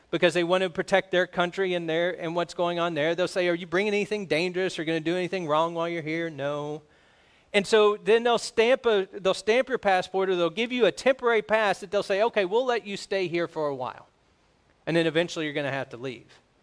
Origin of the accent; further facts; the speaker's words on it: United States; We're American